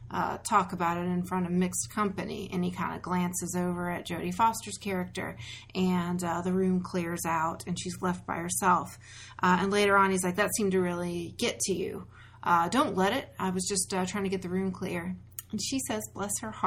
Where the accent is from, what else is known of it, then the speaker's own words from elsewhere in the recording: Memphis, Tennessee, United States; I grew up in Memphis, Tennessee